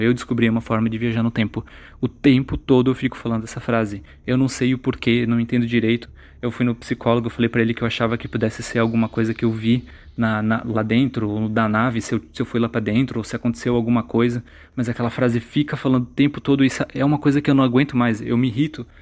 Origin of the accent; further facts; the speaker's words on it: Santa Catarina, Brazil; also born or lived in Brusque; Eu sou de Santa Catarina